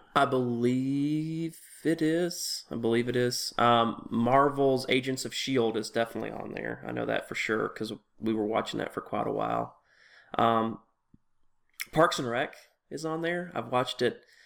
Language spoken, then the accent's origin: English; Tennessee, United States; moved away; I grew up in Tennessee